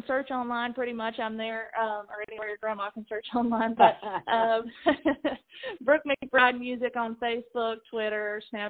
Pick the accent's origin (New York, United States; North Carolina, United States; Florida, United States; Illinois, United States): North Carolina, United States; moved away as an adult; now in Nashville, United States; I'm from North Carolina. I'm getting married in North Carolina. So I play a lot of shows in the North Carolina area, but I have been living in Nashville for the past 6.5 years.